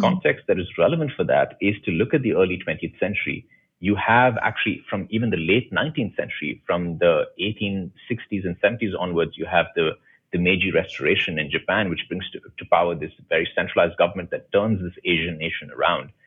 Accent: India; as an Indian

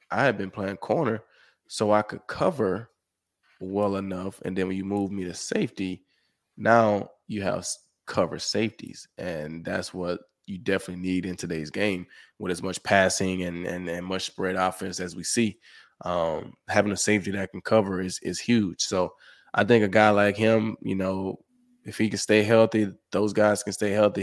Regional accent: Summit, Mississippi, United States; moved away as an adult; also born or lived in Houston / Detroit; Growing up in Summit, Mississippi

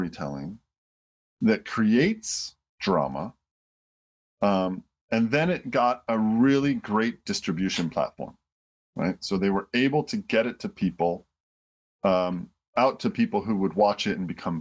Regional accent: Detroit, Michigan, United States; I grew up in Detroit

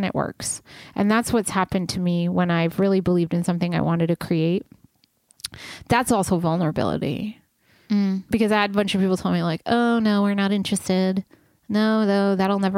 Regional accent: Rhode Island, United States; also born or lived in New York; now in Los Angeles, United States; I'm from the East Coast of Rhode Island, and then I moved to New York briefly, and then I like came out here

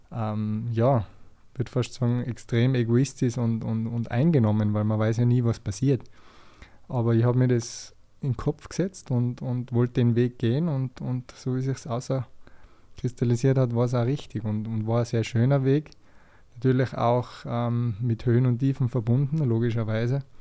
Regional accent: Tyrol, Austria; es hat natürlich als Tiroler so ein bisschen angefangen.

